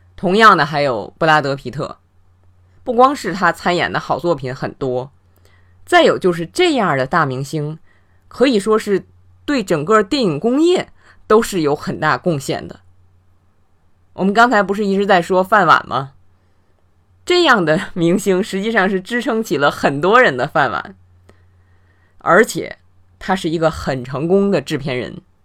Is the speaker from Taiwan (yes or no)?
no; China; 我们中国人